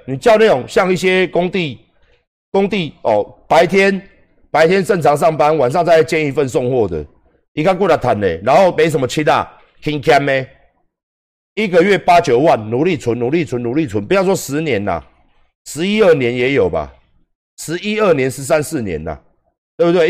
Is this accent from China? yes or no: no; Taiwan; 我们台湾人能获到什么样的利益？